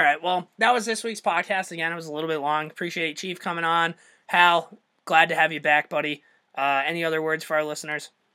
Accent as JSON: {"language": "English", "region": "Minnesota", "country": "United States", "said": "being from Minnesota"}